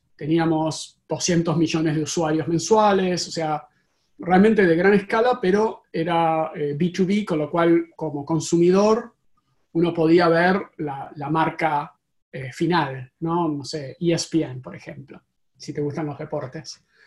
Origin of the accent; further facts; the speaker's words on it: Argentina; now in Silicon Valley, United States; como podrán escuchar en mi acento eh, originariamente de Argentina